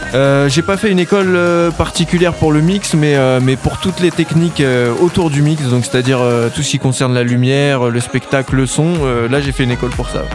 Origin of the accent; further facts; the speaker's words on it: Cergy, Île-de-France, France; je viens de sergy donc dans le 95, dans le Val d'Oise